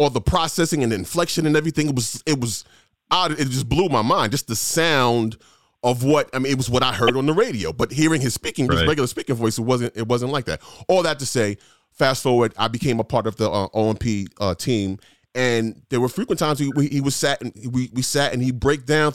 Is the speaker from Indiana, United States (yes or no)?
no; New York City, New York, United States; moved away; I came from New York. I was blessed enough to get my second radio job was at WBLS in New York City, city where I grew up.